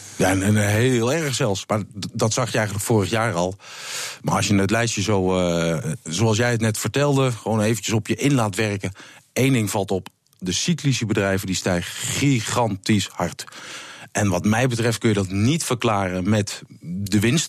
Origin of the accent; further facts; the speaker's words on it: Netherlands; als Nederlander